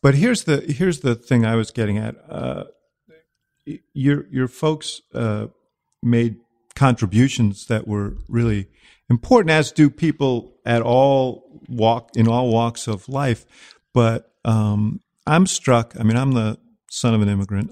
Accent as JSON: {"language": "English", "town": "Chicago", "region": "Illinois", "country": "United States", "said": "I come from Chicago"}